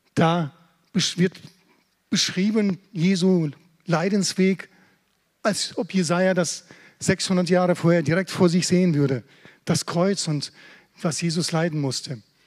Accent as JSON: {"language": "German", "country": "Germany", "said": "als Deutsche"}